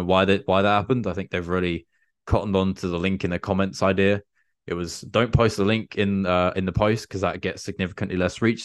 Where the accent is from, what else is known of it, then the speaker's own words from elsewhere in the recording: England, United Kingdom; I'm an English dude